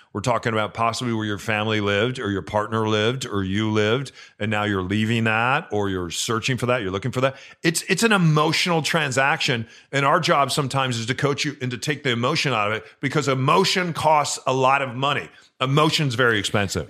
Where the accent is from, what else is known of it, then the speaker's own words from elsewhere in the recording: Chicago, Illinois, United States; moved away; I grew up loving that team and I grew up in Chicago